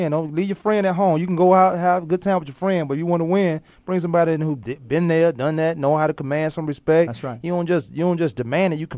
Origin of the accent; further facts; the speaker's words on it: Virginia, United States; and I know you fight dogs. I'm from Virginia.